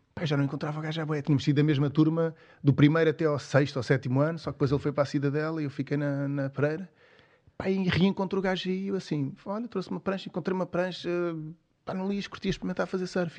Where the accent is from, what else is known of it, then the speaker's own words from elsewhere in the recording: Cascais, Lisbon, Portugal; sou lá de Cascais